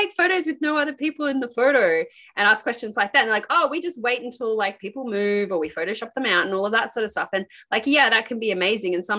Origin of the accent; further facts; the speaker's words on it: Sydney, New South Wales, Australia; we're from Sydney, Australia